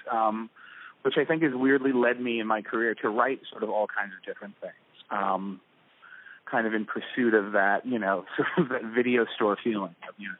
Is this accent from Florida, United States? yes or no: no; Connecticut, United States; moved away as an adult; I'm from Connecticut originally